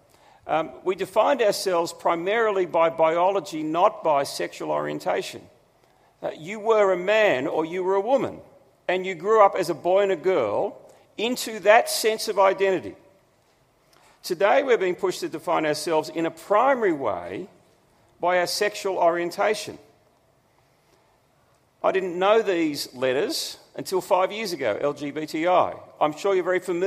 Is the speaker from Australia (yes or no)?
yes; Australia; who we are as Australians